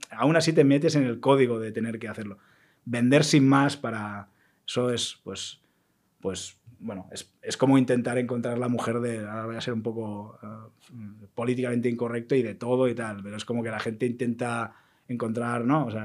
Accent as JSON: {"language": "Spanish", "region": "Catalonia", "country": "Spain", "said": "soy, muy catalán en eso"}